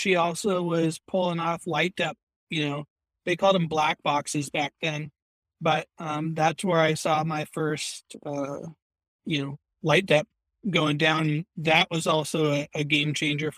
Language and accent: English; Washington, United States; now in British Columbia, Canada; I'm originally from the States, from Washington.